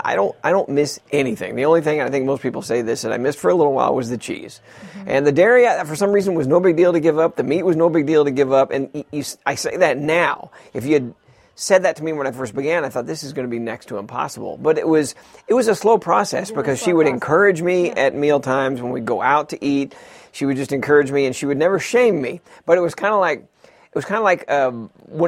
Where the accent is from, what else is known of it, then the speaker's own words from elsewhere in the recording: Texas, United States; I grew up in Texas